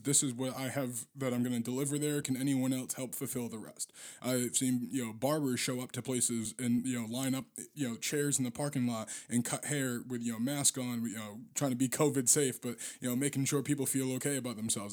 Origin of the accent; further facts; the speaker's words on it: Boston, Massachusetts, United States; now in St. Paul, United States; I'm from Boston